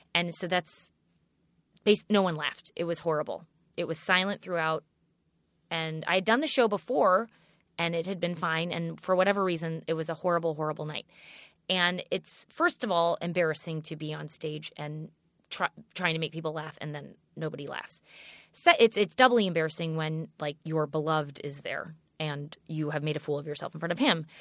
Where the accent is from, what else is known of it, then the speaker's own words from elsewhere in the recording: St. Louis, Missouri, United States; moved away as an adult; also born or lived in New York; I grew up in St. Louis